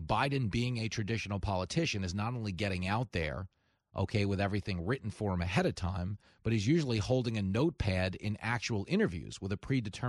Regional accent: Levittown, New York, United States; my hometown of Levittown, which is, you know, a few miles away from where we live now.

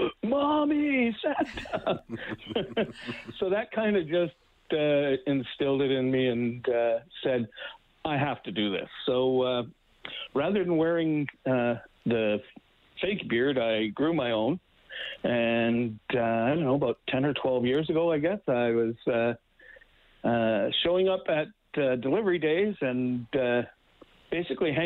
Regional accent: Winnipeg, Manitoba, Canada; moved away as an adult; now in Edmonton, Canada; I grew up in Winnipeg

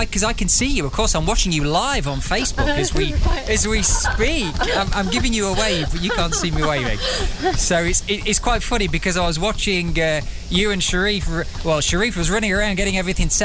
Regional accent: United Kingdom; I'm British, I'm here

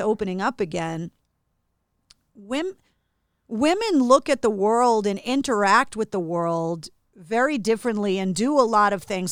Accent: Massachusetts, United States; born and raised in Massachusetts

